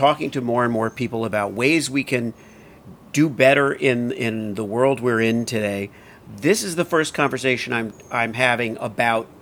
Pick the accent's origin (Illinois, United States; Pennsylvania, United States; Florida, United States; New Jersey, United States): Florida, United States; Miami Beach; also born or lived in California / New York; now in central United States; I grew up in Miami Beach. So I was born and raised near the ocean